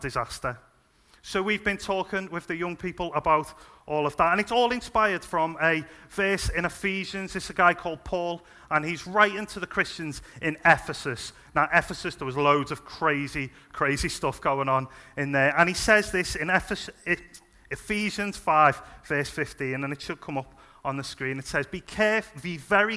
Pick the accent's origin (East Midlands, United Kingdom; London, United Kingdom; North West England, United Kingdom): North West England, United Kingdom; Liverpool; moved away; I'm originally from Liverpool, as you can probably tell.